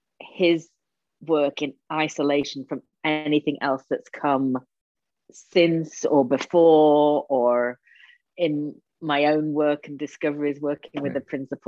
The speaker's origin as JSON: {"language": "English", "region": "England", "country": "United Kingdom", "said": "Problem, even though I am English."}